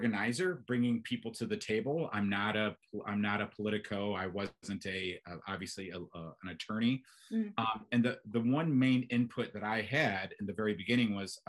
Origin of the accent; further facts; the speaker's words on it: St. Louis, Missouri, United States; moved away as an adult; growing up in Missouri, in the suburbs of St. Louis